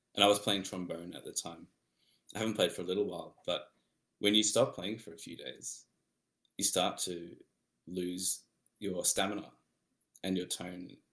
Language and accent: English; Melbourne, Victoria, Australia; I'm from Melbourne